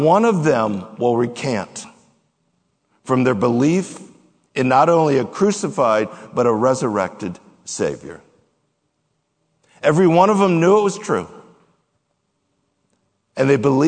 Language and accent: English; United States; that we have had as Americans, that we have had as American Christians